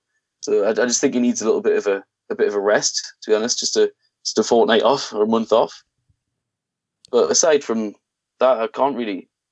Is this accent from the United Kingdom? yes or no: yes; England, United Kingdom; I'm English myself.